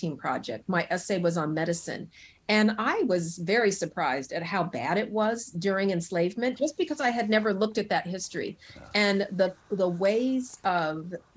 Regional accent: Denver, Colorado, United States; now in Brooklyn, New York, United States; I'm originally from Colorado, the Mile High City. I have excellent lung function because of growing up in that thin air

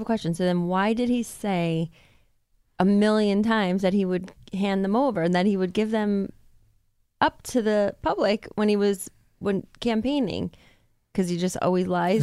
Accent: United States; as a woman and as an American

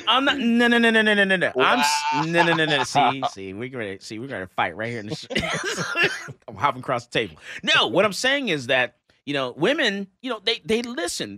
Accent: Texas, United States; we're from Texas

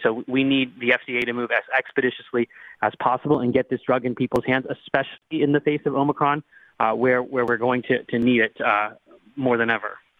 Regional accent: Pittsburgh, Pennsylvania, United States; also born or lived in Butler, Pennsylvania; I grew up in the Pittsburgh area. I live and practice in the Pittsburgh area

